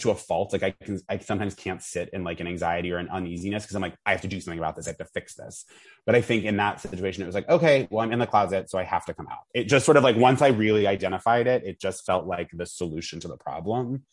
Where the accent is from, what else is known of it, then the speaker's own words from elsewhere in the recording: Vermont, United States; I grew up in Vermont